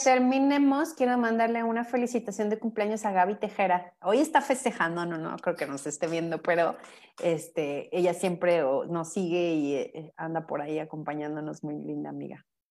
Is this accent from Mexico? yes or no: yes; Mexico; somos mexicanos por una cuestión cultural bien importante